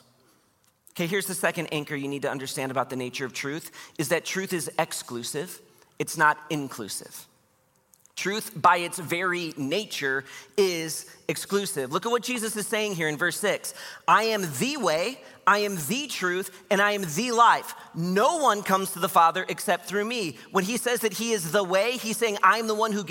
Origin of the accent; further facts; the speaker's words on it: Grand Haven, Michigan, United States; also born or lived in Wheaton, Illinois; I was born in Wheaton, Illinois. I grew up in Grand Haven, Michigan